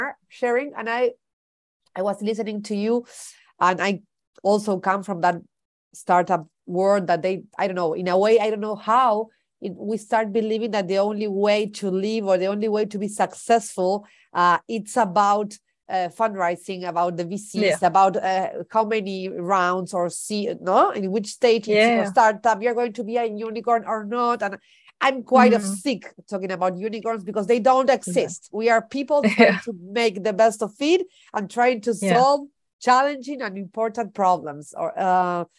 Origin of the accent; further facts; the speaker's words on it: Uruguay; English is a second language; I'm from Uruguay, Latin America